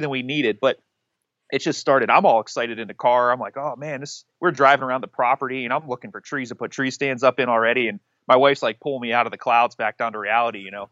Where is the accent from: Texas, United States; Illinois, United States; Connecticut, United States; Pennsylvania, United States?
Pennsylvania, United States; Western; moved away as an adult; now in Ohio, United States; I am originally from Pennsylvania, actually Western P A, about, uh, an hour north of Pittsburgh